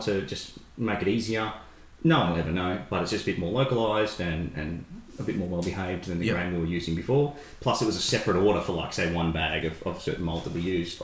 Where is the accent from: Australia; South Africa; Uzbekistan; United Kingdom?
Australia; Shepparton, Victoria; we're from Shep and we've grown up saying that there's nothing cooler, there's nothing to do here